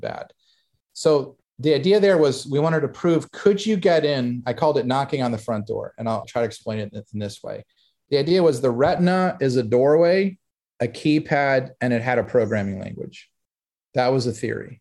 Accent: Hollywood, Florida, United States; that place was where I grew up in Hollywood.

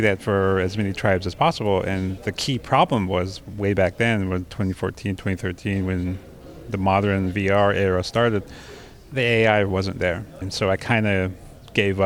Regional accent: Montana, United States; I grew up in Montana, United States of America

